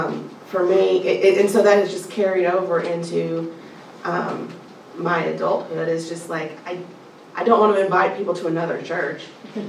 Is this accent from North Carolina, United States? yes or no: no; South Alabama, United States; moved away; I grew up in South Alabama